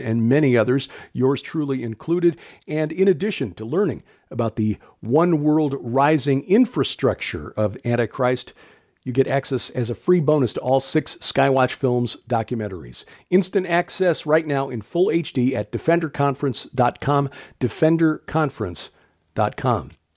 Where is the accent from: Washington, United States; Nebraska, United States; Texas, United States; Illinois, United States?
Illinois, United States; moved away; My home state.